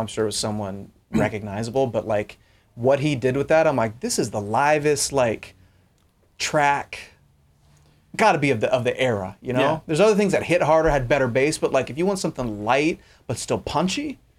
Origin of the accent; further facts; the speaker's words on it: Long Beach, California, United States; I grew up in Long Beach, grew up in Southern California, so we had nice temperate summers.